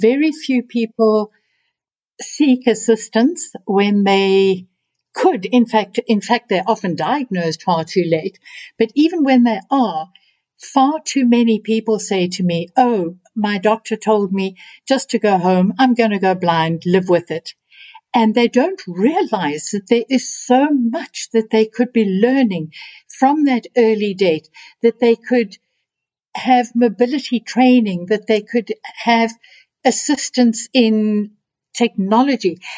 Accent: South Africa; being a South African

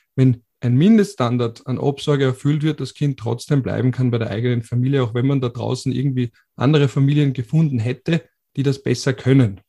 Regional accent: Austria; Bei uns in Österreich

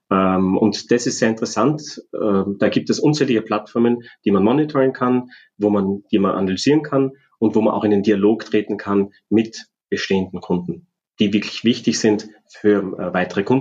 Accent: Austria; wir als Österreicher

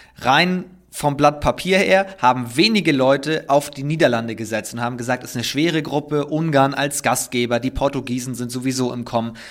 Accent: Northern Germany, Germany; ich komme ja aus Norddeutschland

